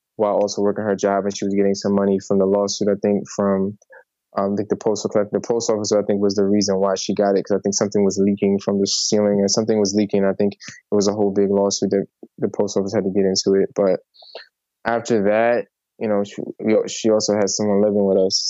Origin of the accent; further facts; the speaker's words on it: New York City, New York, United States; I was born in the Bronx